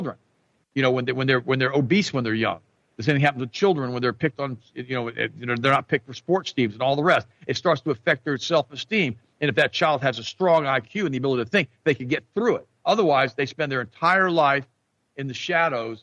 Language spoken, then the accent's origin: English; United States; I'm an American